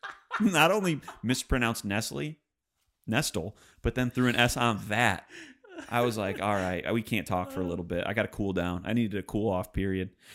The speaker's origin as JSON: {"language": "English", "area": "suburb of Detroit", "region": "Michigan", "country": "United States", "moved": "yes", "said": "I'm from Detroit, which, it's a suburb of Detroit. It's twenty miles west."}